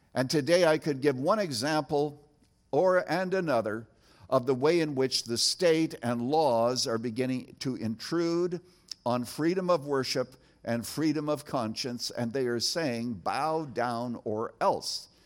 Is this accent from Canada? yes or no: yes; Canada; now in United States; as a boy growing up in Canada